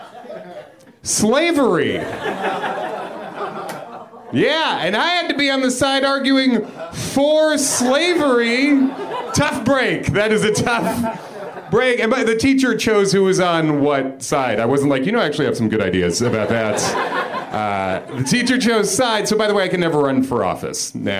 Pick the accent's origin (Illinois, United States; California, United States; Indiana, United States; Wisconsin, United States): Illinois, United States; Chicago area; born or raised there; now in New York, United States